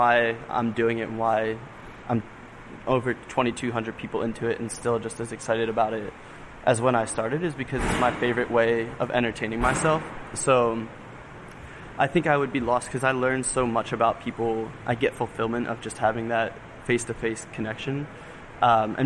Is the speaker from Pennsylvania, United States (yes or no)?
yes; Norristown, Pennsylvania, United States; I'm originally from Norristown, which is the suburbs of Philly